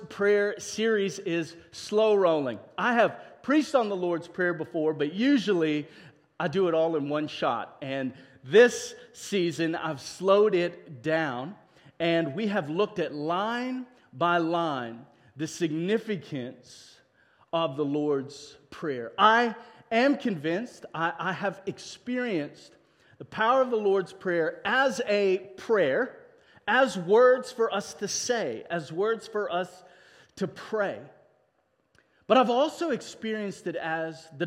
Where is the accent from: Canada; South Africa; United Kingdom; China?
South Africa; now in United States; as a South African, when we came over to immigrate